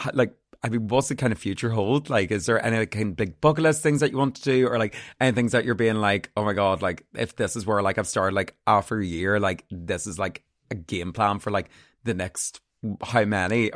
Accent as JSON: {"language": "English", "town": "Armagh", "region": "Northern Ireland", "country": "United Kingdom", "said": "I'm from Armagh"}